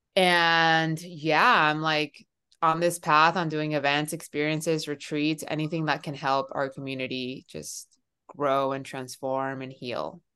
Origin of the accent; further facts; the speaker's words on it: Miami, Florida, United States; moved away as an adult; also born or lived in Seattle / Sacramento; now in San Francisco, United States; I am originally from Miami